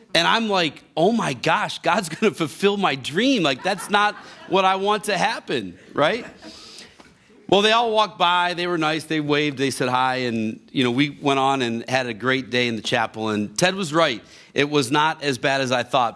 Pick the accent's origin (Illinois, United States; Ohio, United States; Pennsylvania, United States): Ohio, United States; Grafton; I grew up in Grafton, right down the road from here